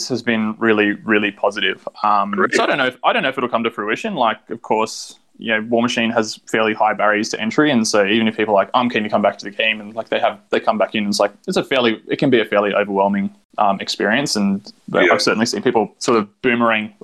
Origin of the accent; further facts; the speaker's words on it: Sydney, New South Wales, Australia; I'm from Sydney.